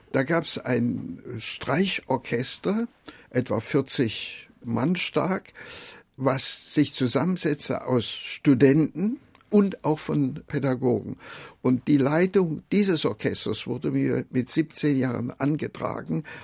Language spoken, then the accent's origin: German; Jena, Thuringia, Germany; also born or lived in Gera; ich bin im kleinen Dorf bei Gera geboren, aber das war dann, weil mein Vater zu Zeiss eine Anstellung bekam, sind wir nach Jena gezogen und dann habe ich also in Jena dann auch mhm. meine Schulzeit gehabt.